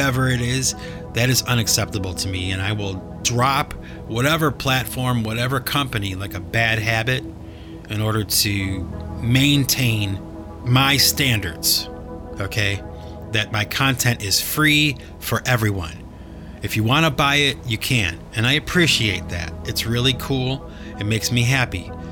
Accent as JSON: {"language": "English", "town": "Cleveland", "region": "Ohio", "country": "United States", "tie": "born or raised there", "moved": "yes", "said": "I had to travel back to Cleveland, my hometown"}